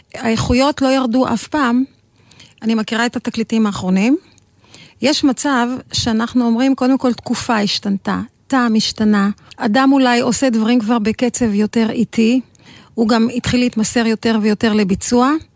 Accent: Israel; אנחנו ישראלים כולנו

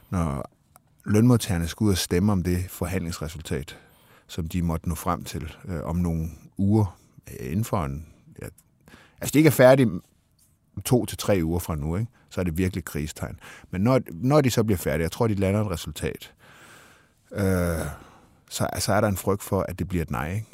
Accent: Denmark; sådan er vi danskere

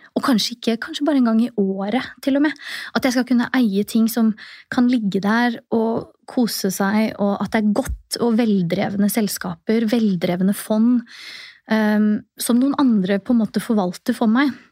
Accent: Oslo, Norway; also born or lived in Tromsø / Trondheim; Født og oppvokst i Oslo

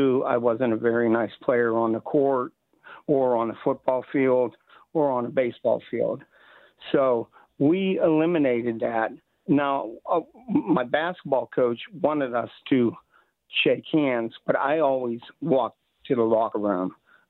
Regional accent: Virginia, United States; born or raised there

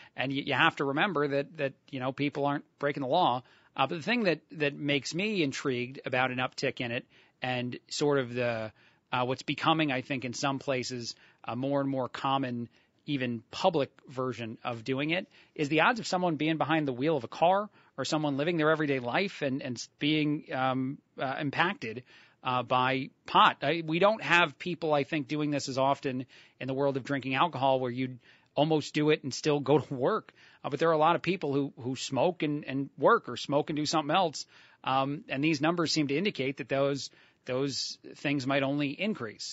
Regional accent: New Jersey, United States; moved away; I, born and raised in, in New Jersey

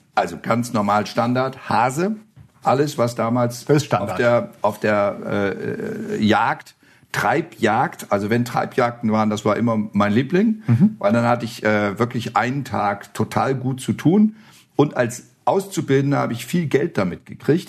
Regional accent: Flonheim, Rhineland-Palatinate, Germany; moved away as an adult; also born or lived in Osterholz-Scharmbeck, Lower Saxony; now in Thuringia, Germany; ich komme ja aus Rheinhessen.

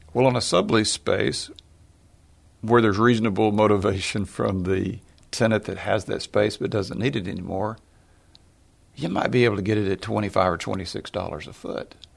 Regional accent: Tyler, Texas, United States; we were lower middle class growing up in Tyler, Texas

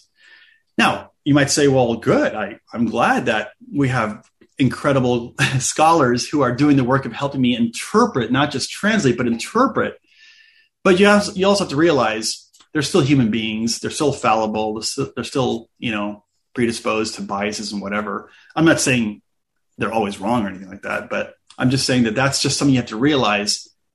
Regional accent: United States; I grew up mostly in the United States

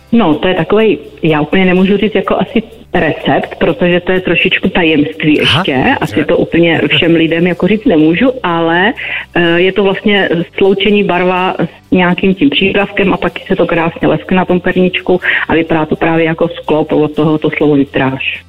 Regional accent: Vysoké Mýto, Pardubice Region, Czechia; tady u nás ve Vysokém Mýtě

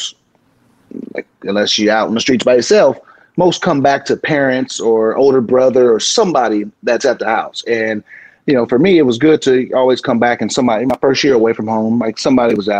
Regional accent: San Diego, California, United States; moved away as an adult; I'm from San Diego

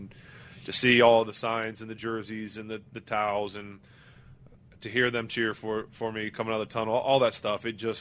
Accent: Ohio, United States; now in Pittsburgh, United States; I was born in Ohio, but I live here and I'll always be here

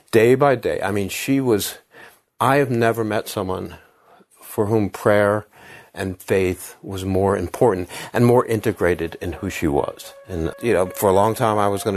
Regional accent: Havertown, Pennsylvania, United States; I'm from Philadelphia. I'm from Havertown, which is a little, you know, village outside of Philadelphia

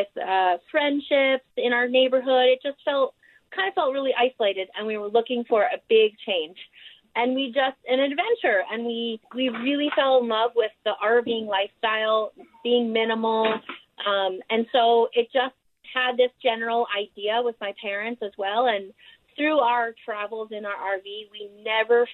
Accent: New York, United States; also born or lived in Austin, Texas; now in Kanab, United States; we're originally from New York, and my husband's from Louisville, Kentucky. And then we spent a lot of our years also in Texas, me in Austin

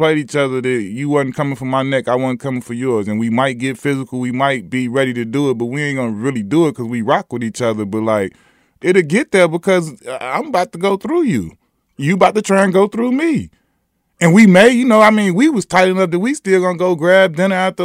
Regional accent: Chicago, Illinois, United States; I grew up in Chicago. I watched WGN

